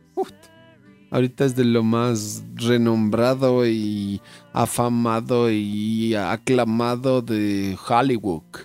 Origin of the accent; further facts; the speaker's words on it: Ecuador; los ecuatorianos nos hicimos hinchas del United por el, por el Valencia